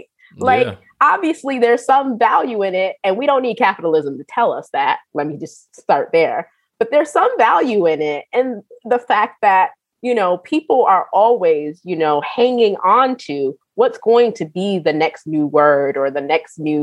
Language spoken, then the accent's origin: English; Rochester, New York, United States; I'm from Western New York, Rochester, New York, and a lot of my folks are from the South